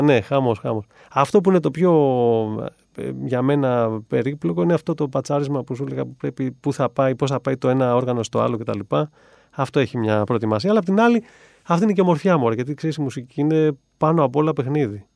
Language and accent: Greek; Agrinio, Western Greece, Greece; moved away as an adult; also born or lived in Italy; φύγαμε από τα Γρήνια με του γονεί μου